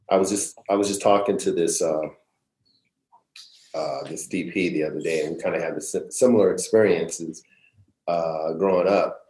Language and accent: English; California, United States; also born or lived in Vallejo / San Fernando Valley; I was born in Vallejo, California, and grew up in, and then, well, you want to get the quick story? So I was born in Vallejo, spent a little bit of time in the Bay Area, Richmond, Oakland area, then moved down to the San Fernando Valley